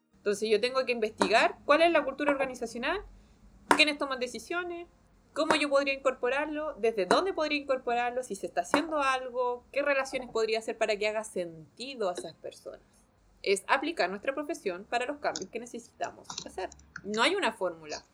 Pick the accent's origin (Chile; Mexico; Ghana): Chile; como sociedad chilena